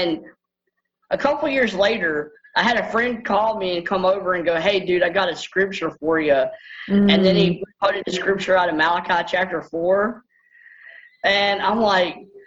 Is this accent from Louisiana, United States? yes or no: yes; Bossier City, Louisiana, United States; I was born in Bossier General and Bossier, Louisiana, which is an hour and a half from where I live now